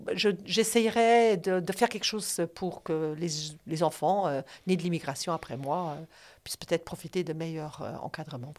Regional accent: Luxembourg; Je suis née à Luxembourg.

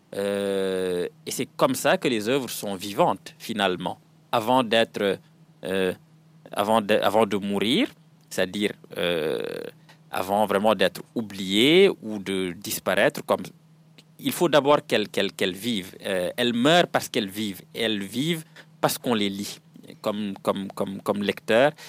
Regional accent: Senegal; French is a second language

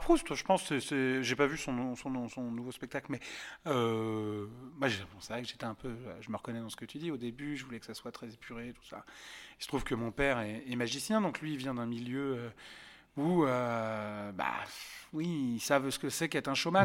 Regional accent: Yvelines, near Montfort-l'Amaury, Île-de-France, France; j'ai grandi dans les Yvelines, euh, à côté de Montfort-la-Maurie

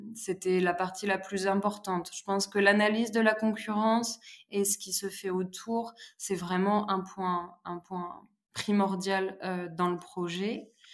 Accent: Charente, Nouvelle-Aquitaine, France; now in Pézenas, France; Je suis originaire de Charente

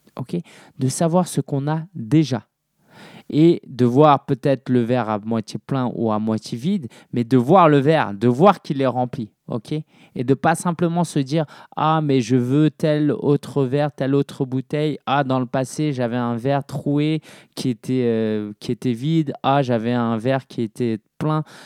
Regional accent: Paris, Île-de-France, France; je suis né à Paris

